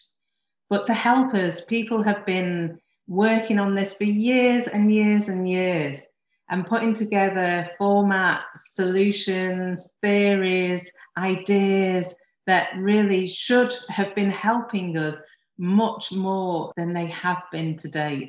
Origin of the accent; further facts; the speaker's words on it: United Kingdom; my hometown of Lyme